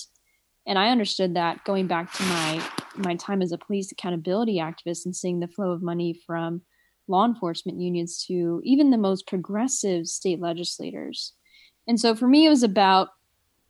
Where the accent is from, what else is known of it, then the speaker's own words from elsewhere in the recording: Southern California, United States; now in San Francisco, United States; I was born in Southern California, raised in Southern California, most of my life by a single mom